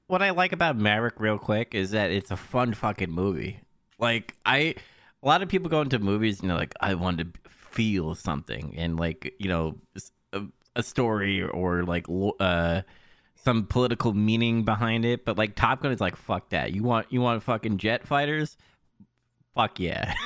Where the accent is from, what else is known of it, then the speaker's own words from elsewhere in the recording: New York, United States; I'm from New York